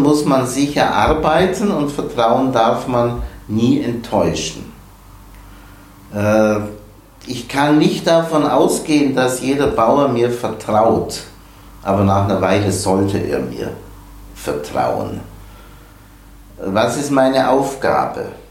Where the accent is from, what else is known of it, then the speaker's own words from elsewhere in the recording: the Bavarian mountains, Germany; now in Kiel, Germany; Ich stamme aus den Bayerischen Bergen. Ich sage immer, mein Leben begann bei etwas über 1000 Höhenmetern